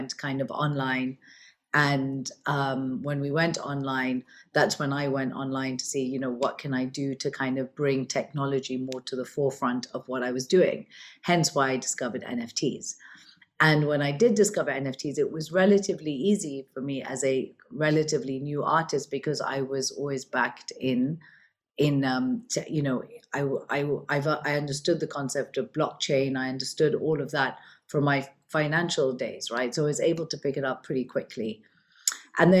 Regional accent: Kenya; also born or lived in London, United Kingdom / Switzerland; now in Dubai, United Arab Emirates; I'm originally born and brought up in Kenya. I'm of Indian origin

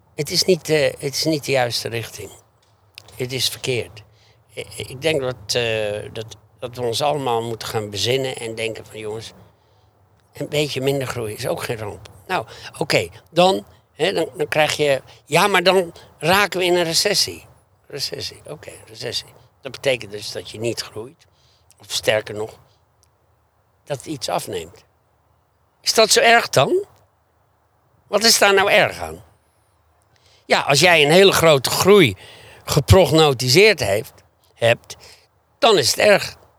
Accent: Beverwijk, North Holland, Netherlands; Ik kom uit Beverwijk. ik werkte vaak op op de tuinderij en de landerij, weet je, gewoon als kind

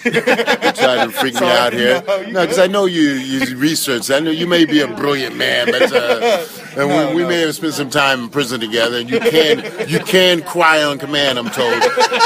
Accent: East Coast, United States; moved away; I grew up on the East Coast, so I like, you know, you got to have your four seasons.

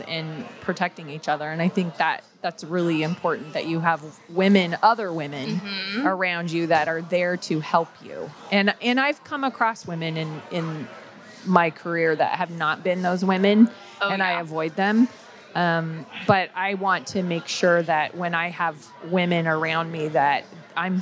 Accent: Colorado, United States; Growing up in Colorado

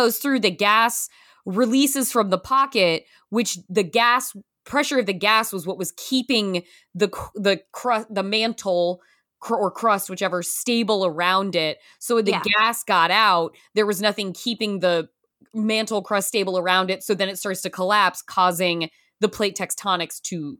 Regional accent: Pacific Northwest, United States; I'm from the Pacific Northwest.

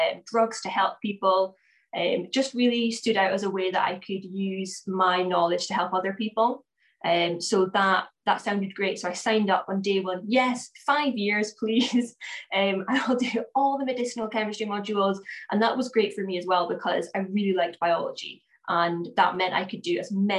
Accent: Aberdeen, Scotland, United Kingdom; now in Cockermouth, United Kingdom; I grew up in Aberdeen.

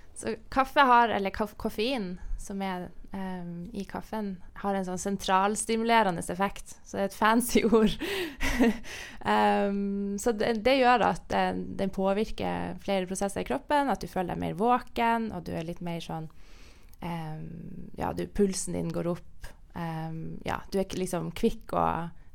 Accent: Northern Norway, Norway; Nord-Norge, der jeg er fra, så spiser vi jo torsk.

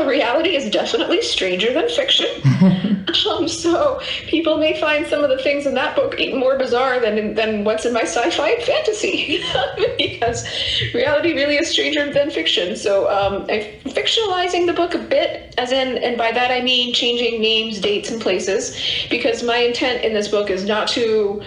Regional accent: Reston, Virginia, United States; my hometown of Reston, Virginia

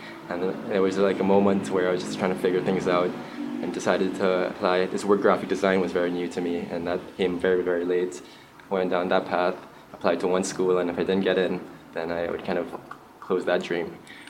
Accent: Trinidad & Tobago; moved away as an adult; also born or lived in England / New York, United States; I was born in England. My dad was studying at the time, and he's a physician. I moved back when I was 4 to Trinidad and then spent my primary and secondary schooling here.

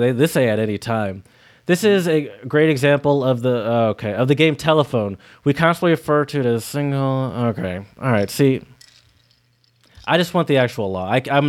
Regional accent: Michigan, United States; Because I come from Michigan, where you can buy any sort of alcoholic beverage in any sort of store

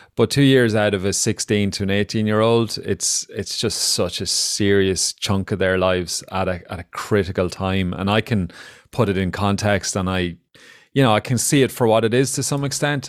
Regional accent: Ireland; we as Irish people, including myself

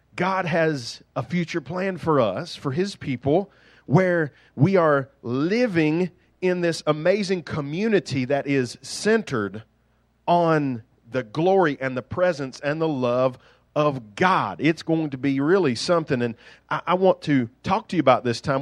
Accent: United States; accent: country; I grew up in the suburbs of Silvetas

